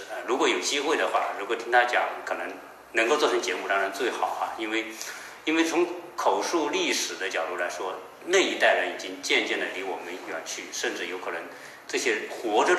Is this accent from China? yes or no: yes; China; 对于作为我我我我们作为一个中国人来说哈，当我们做中美对比的时候，确实看到这个中国的这种进步哈。